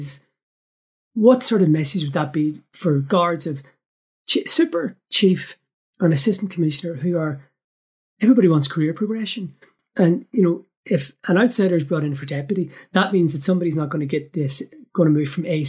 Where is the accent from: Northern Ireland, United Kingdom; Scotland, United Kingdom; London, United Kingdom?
Northern Ireland, United Kingdom; as a Northerner